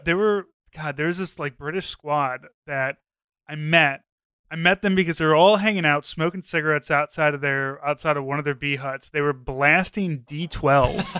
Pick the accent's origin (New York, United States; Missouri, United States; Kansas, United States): Missouri, United States; St. Louis; I was from Saint Louis and knew all the places that … was talking about